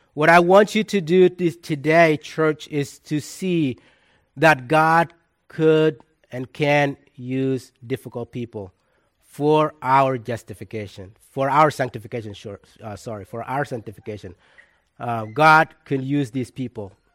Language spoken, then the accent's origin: English; South Sudan; moved away; my hometown in South Sudan